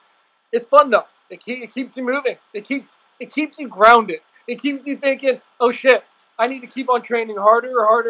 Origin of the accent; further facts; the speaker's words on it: California, United States; also born or lived in Washington; I've been born and raised in California, lived out here pretty much my entire life, except for going to college and up there in Washington